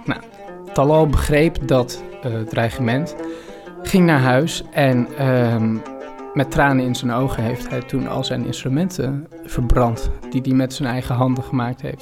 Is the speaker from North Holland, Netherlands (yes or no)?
yes; Amsterdam, North Holland, Netherlands; ik kom uit Amsterdam, ik kom uit Nederland.